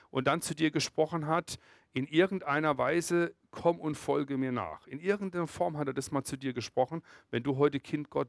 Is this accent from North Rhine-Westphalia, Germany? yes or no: no; Freiburg, Baden-Württemberg, Germany; ich komme aus Freiburg und Breisgau, im Kaiserstuhl.